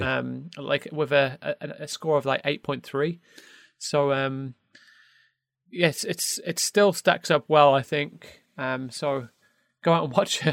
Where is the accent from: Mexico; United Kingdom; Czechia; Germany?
United Kingdom; even as British, British folk